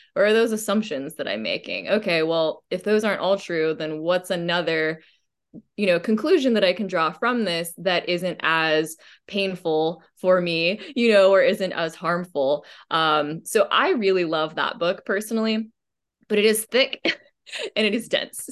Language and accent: English; Austin, Texas, United States; also born or lived in Dallas, Texas; I grew up in Dallas, Texas, um, went to, uh, private school there for, until about second grade when we moved to Austin, Texas